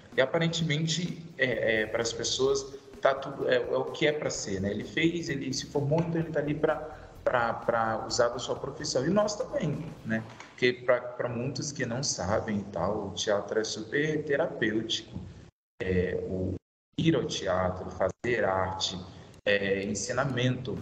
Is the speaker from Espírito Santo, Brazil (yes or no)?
yes; Vitória, Espírito Santo, Brazil; moved away as an adult; now in São Paulo, Brazil; sou natural de Vitória, Espírito Santo capixaba, moro lá. Sou de lá, estou em São Paulo há nove anos